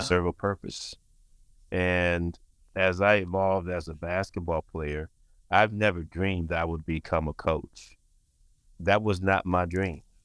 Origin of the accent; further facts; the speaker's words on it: Saginaw, Michigan, United States; also born or lived in Albion, Michigan; growing up in Saginaw, I'm son, I'm, I'm a son of a preacher